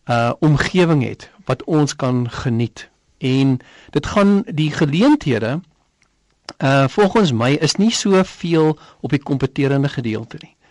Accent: South Africa

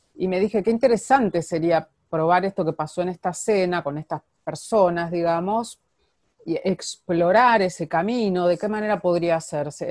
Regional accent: Argentina; moved away; yo soy argentina

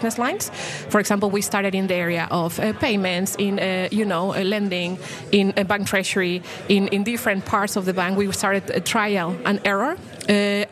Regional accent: Mexico; moved away; I come from Mexico, actually. You know, I was born there.

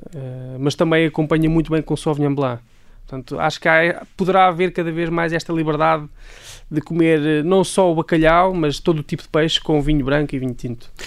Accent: Leiria, Centro, Portugal; de Leiria, portanto, a minha cidade natal é Leiria

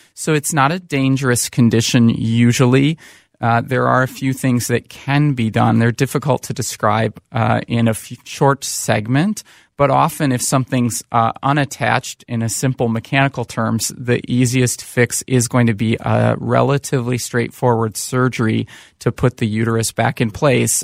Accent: Saint Paul, Minnesota, United States; also born or lived in Chicago area / Bay Area; born and raised in Saint Paul, Minnesota

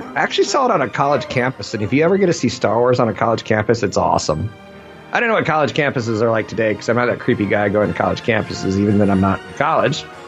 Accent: Minnesota, United States; I'm from Minnesota.

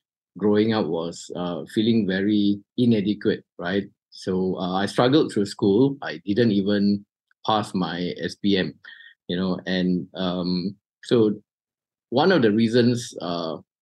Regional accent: Malaysia; Malaysians are actually broad readers

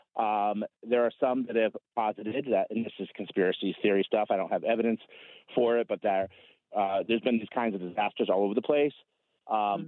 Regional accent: New England, United States; now in Idaho, United States; I'm originally from New England. Our company's based out in Idaho now, so that's where I am, but I'm originally from New England.

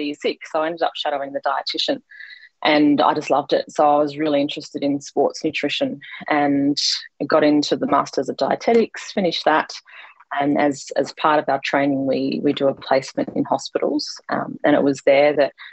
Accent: Queensland, Australia; also born or lived in Victoria; So I grew up in Victoria, but moved to Queensland when I was quite young. So I've grown up mostly in Queensland.

